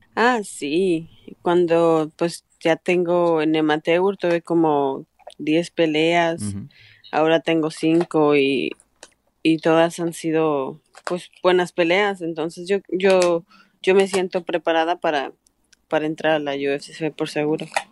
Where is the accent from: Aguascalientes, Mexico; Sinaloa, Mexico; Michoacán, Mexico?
Aguascalientes, Mexico; now in Canada; estaba un poco peligrosa en México, en Aguascalientes